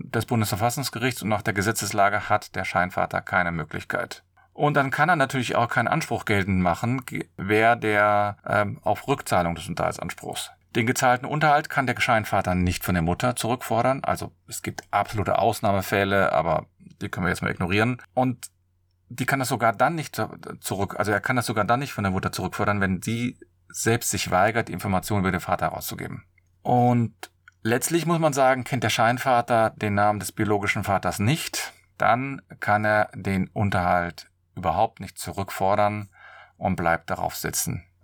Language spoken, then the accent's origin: German; Cologne, North Rhine-Westphalia, Germany; ich komme aus Köln